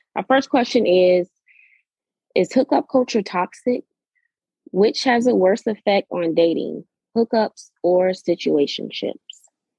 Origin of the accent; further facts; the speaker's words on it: Pensacola, Florida, United States; 23, and I'm a recent graduate from Florida A&M University, and I'm from Pensacola, Florida.